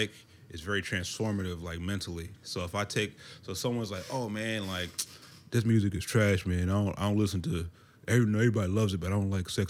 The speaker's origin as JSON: {"language": "English", "region": "DMV area", "country": "United States", "tie": "born or raised there", "also_born_or_lived": "Mons, Belgium", "said": "And it's military family. And so then we moved over to the East Coast to the DMV area after a while. And, you know, I went to high school and middle school and stuff here, so I connect deeply with the DMV ar"}